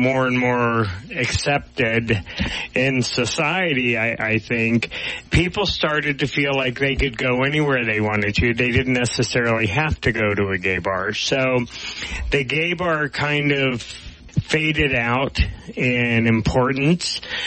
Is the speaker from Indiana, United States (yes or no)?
no; Dayton, Ohio, United States; moved away; when I grew up in Ohio